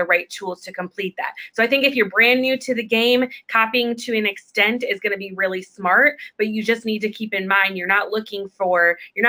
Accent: Chicago, Illinois, United States; we're from Chicago

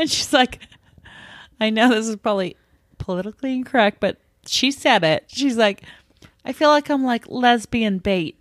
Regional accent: Minnesota, United States; I'm from Minnesota

